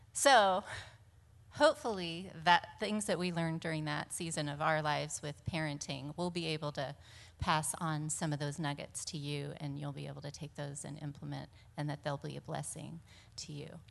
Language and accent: English; Monterey, California, United States; born and raised in Monterey.